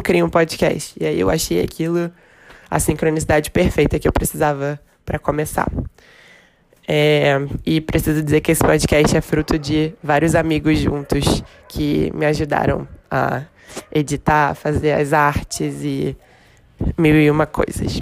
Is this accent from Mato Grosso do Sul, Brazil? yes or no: no; Rio de Janeiro, Brazil; accent: carioca; moved away as an adult; now in São Paulo, Brazil; Eu sou carioca, não sei se já deu para perceber pelo sotaque, e moro em São Paulo desde o início desse ano.